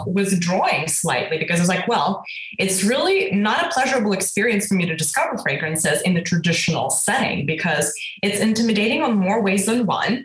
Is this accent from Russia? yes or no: yes; Russia; now in United States; I grew up in Russia. So we were, you know, technically born in the Soviet Union.